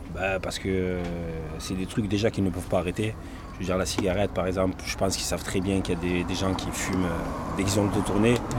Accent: Marseille, Provence-Alpes-Côte d'Azur, France; moved away as an adult; also born or lived in Briançon; je suis parti 10 ans de Marseille. Je suis revenu

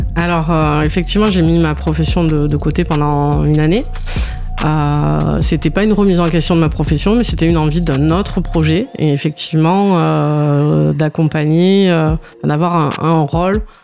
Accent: Sète, Occitania, France; also born or lived in Montpellier; Je suis originaire de Sète

